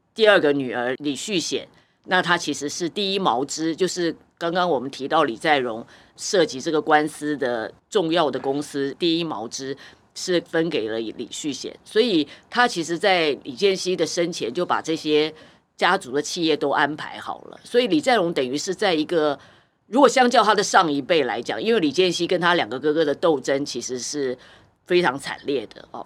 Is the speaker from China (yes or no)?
no; Taiwan; 就是我们台湾人很非常知道这个辛拉面之父哦